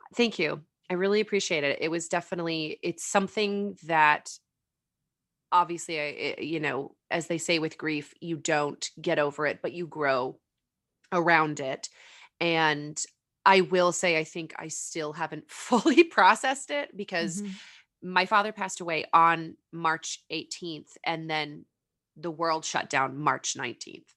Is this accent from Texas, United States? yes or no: no; California, United States; also born or lived in Arizona / Colorado / Tennessee / New York; born and raised in California